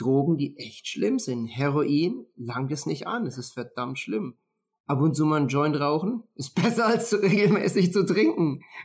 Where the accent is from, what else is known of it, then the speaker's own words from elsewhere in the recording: Würzburg, Bavaria, Germany; moved away; ich komme ja aus Würzburg